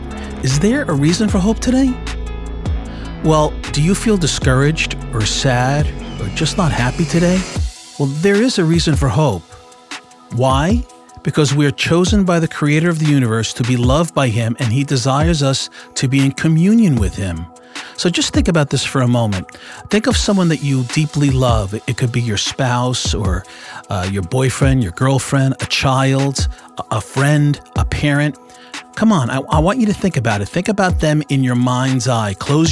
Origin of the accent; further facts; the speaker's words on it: Italy; Well, you know, I mentioned in other podcasts that I'm from Italy, so we always do things a little bit backwards.